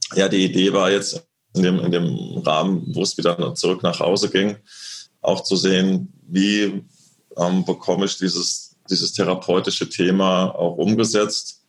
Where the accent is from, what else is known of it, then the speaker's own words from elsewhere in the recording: Lorsch, Hesse, Germany; rein faktisch bin ich ja aufgewachsen in Südhessen, in der Nähe von Darmstadt, in dem kleinen beschaulichen Lorsch